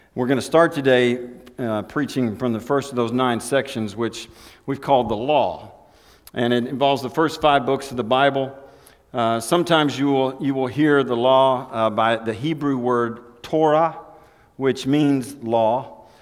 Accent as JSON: {"language": "English", "town": "Elk City", "region": "Oklahoma", "country": "United States", "tie": "born or raised there", "said": "I was born on Route 66, Elk City, Oklahoma, Memorial Hospital"}